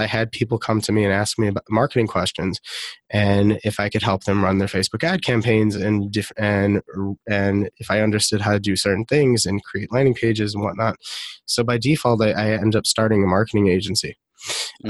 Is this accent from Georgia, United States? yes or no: no; Detroit, Michigan, United States; also born or lived in Israel; I grew up in Detroit, Michigan